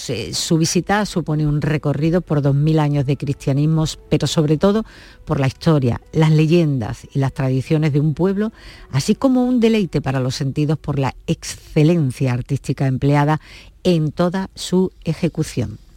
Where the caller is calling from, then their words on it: Almería, Andalusia, Spain; de Almería.